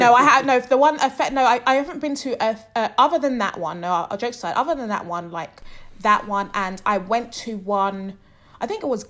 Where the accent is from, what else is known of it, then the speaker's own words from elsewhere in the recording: London, United Kingdom; where I grew up in Southwest London